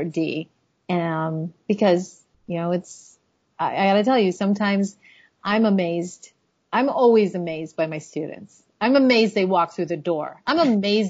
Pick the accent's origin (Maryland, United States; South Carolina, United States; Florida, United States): Florida, United States; Miami; also born or lived in Chicago; now in Washington, D.C., United States; I grew up in Miami